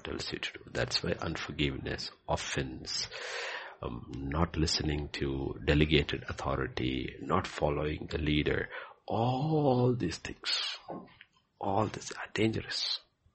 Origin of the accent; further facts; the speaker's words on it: Bhutan; when I was growing up in Bhutan